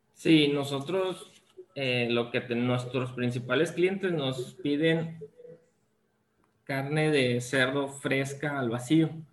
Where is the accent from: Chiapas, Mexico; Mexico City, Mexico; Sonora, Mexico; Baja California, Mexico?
Sonora, Mexico; Ciudad Obregón; yo soy originario aquí de Ciudad Obregón